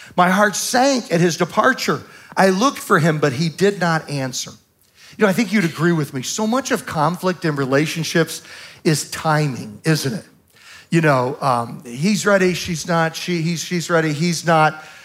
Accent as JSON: {"language": "English", "region": "Southern Virginia", "country": "United States", "said": "I'm from Southern Virginia"}